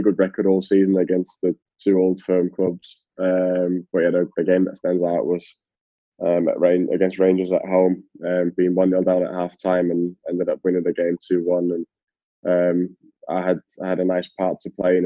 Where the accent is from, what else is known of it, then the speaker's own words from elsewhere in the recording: Austria; also born or lived in London, United Kingdom / Glasgow, United Kingdom; now in England, United Kingdom; where I'm from and where I was born, where I grew up, it's almost a given to be good at skiing. In Austria